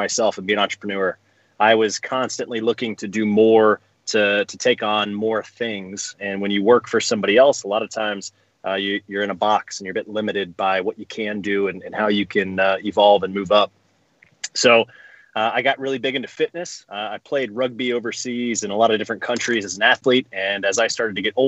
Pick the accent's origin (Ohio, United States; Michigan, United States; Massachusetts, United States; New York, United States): Ohio, United States; Columbus; I'm 35. I grew up in Columbus, Ohio